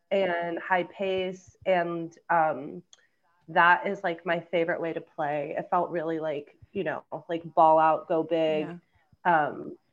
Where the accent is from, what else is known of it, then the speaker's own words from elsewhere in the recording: Savannah, Georgia, United States; moved away; I grew up in Georgia, in Savannah, Georgia